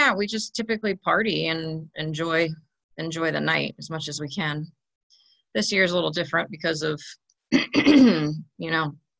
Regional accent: Maryland, United States; moved away; I grew up north in Maryland

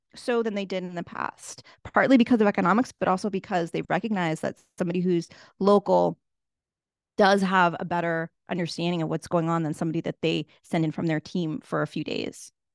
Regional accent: Boston, Massachusetts, United States; moved away as an adult; also born or lived in Washington, District of Columbia, United States; now in Cape Town, South Africa; I grew up in Boston, Massachusetts

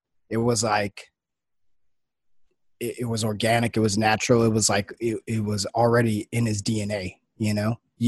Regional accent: Los Angeles, California, United States; growing up in Los Angeles

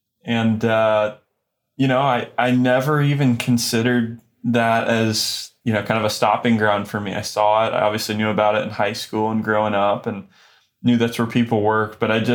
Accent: Kokomo, Indiana, United States; So I grew up in Kokomo, Indiana.

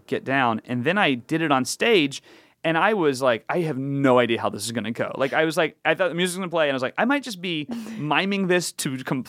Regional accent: the South, United States; Not really, but I grew up in the South, and it was part of what you did.

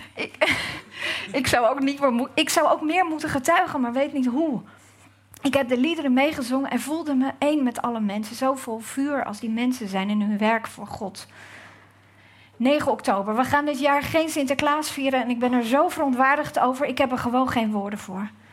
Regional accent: Gouda, South Holland, Netherlands; ik uit Gouda kom.

